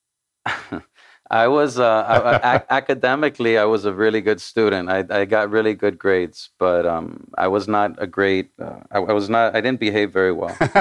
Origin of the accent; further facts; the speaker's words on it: Miami, Florida, United States; first language Spanish; English is a second language; I was born in Miami, Miami, Florida.